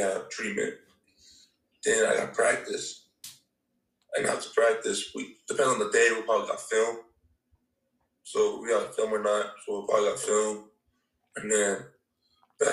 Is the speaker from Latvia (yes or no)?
no; Toronto area, Ontario, Canada; moved away as an adult; now in United States; I moved to Toronto, I was like last year of high school. I was living in a smaller city in Toronto, like 45 minutes away